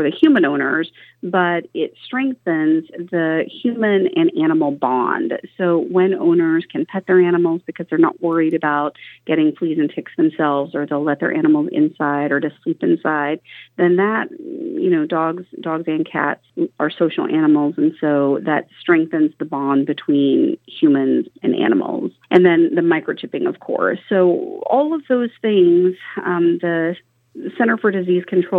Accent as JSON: {"language": "English", "region": "Oklahoma", "country": "United States", "tie": "born or raised there", "moved": "yes", "lives_now": "Oregon, United States", "said": "I was raised in Oklahoma"}